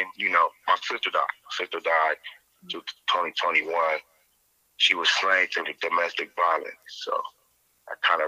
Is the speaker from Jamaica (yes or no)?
no; Canton, United States; growing up in Canton